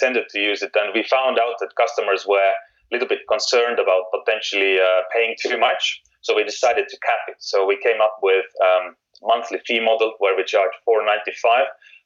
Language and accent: English; Estonia; moved away as an adult; now in United Kingdom; I'm actually from Estonia. So when I moved from Estonia to UK